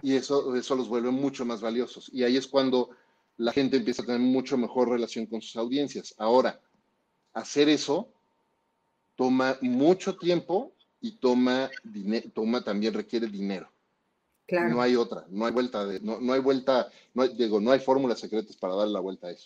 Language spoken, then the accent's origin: Spanish; Mexico; en México, somos mexicanos